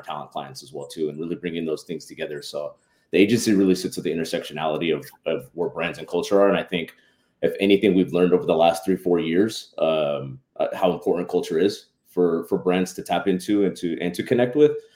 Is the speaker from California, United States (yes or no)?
yes; San Diego, California, United States; also born or lived in Los Angeles; now in San Diego, United States; I'm actually born and raised in San Diego